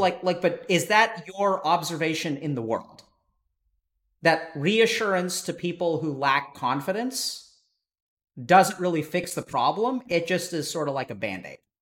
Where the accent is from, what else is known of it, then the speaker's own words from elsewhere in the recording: East Texas, United States; I grew up in East Texas where, you know, there were a lot of racist people